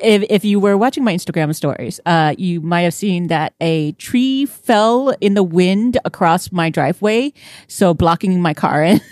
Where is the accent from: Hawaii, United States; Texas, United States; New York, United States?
Texas, United States; Houston; moved away; I was from Houston